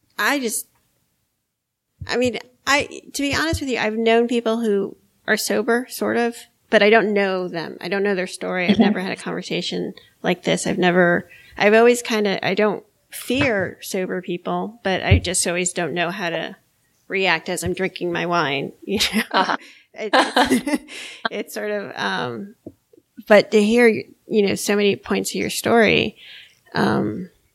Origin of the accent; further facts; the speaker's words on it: Miami, Florida, United States; now in North Carolina, United States; I grew up in Miami